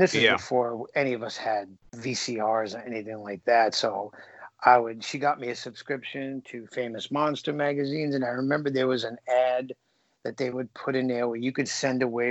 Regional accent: New York City, New York, United States; I grew up in the Bronx, New York

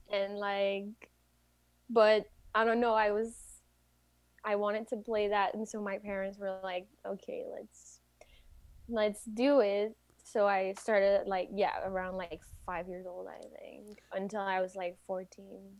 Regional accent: Quebec City, Quebec, Canada; English is a second language; I am from Quebec City. And so I usually speak French

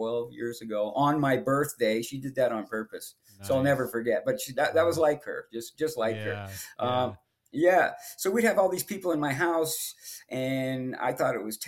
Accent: Los Angeles, California, United States; I got raised in the Hollywood Hills

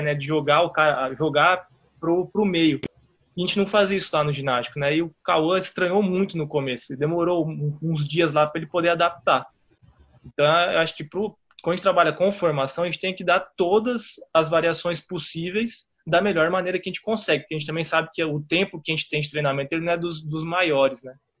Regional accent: São Paulo, Brazil; now in Belo Horizonte, Brazil; Eu sou de São Paulo

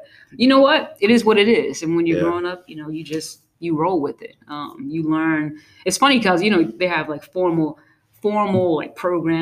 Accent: New York City, New York, United States; I grew up in Brooklyn, New York

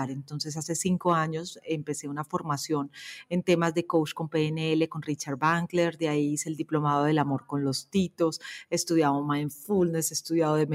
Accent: Peru; born there; yo soy una hija de América Latina y me gusta pensarlo así porque mi papá es argentino o era argentino, mi mamá colombiana y yo, por las cosas de la vida y del trabajo, nací en el Perú.

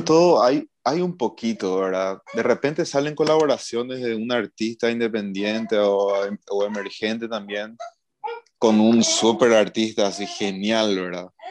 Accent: Paraguay; somos una banda de Paraguay, somos cinco

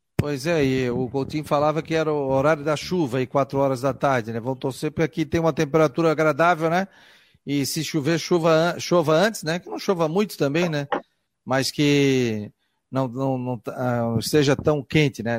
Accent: Florianópolis, Santa Catarina, Brazil; Eu sou do Morro do Céu também. Morro do Céu, nasci ali na Cruz de Souza, ali no Morro do Céu

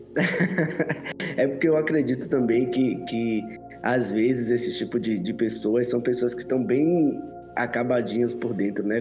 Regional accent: Salvador, Bahia, Brazil; Salvador, Bahia

